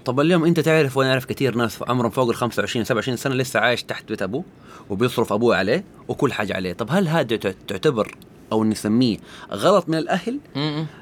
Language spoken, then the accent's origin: Arabic; Saudi Arabia; عندنا في السعوديه